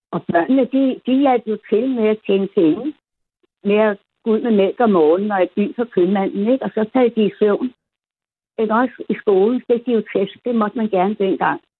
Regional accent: Copenhagen, Capital Region of Denmark, Denmark; also born or lived in Amager; jeg er opvokset inde i det gamle Adelsgade Borgergade kvarter. I gamle dage, der var det slum, nu er det jo fint at bo der, ikke?

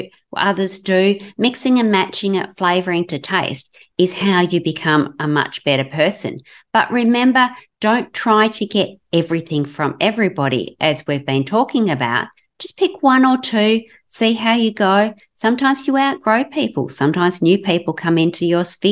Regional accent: Western Australia, Australia; I'm from Southern Australia, in Western Australia on the West Coast

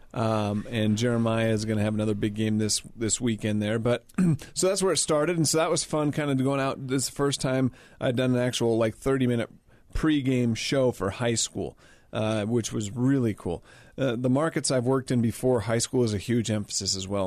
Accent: Utah, United States; here in my home state

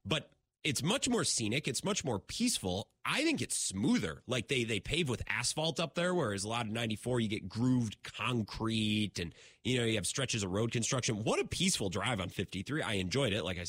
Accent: Menomonie, Wisconsin, United States; my hometown of Menominee

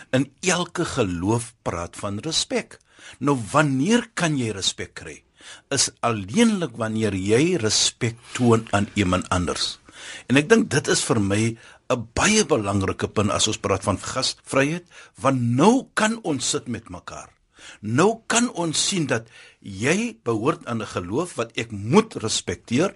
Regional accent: South Africa; ons as Suid-Afrikaners

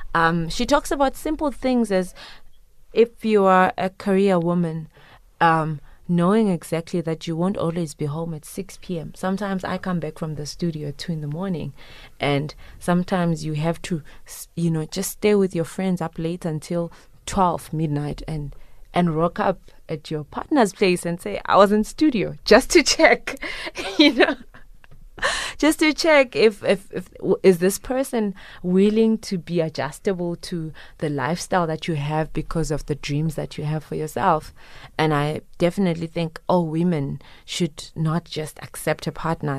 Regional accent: Zimbabwe; moved away; I am originally from Zimbabwe, but I proudly pay tax in this country

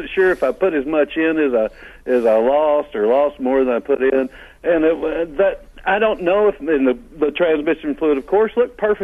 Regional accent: Texas, United States; I'm from Texas.

